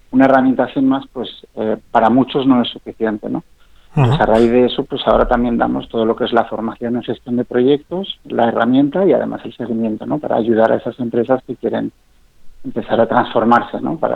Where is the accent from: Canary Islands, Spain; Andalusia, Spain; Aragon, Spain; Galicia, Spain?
Aragon, Spain; Zaragoza; Bueno, yo soy de, soy de Zaragoza, pero, pero tengo trampa, ¿no?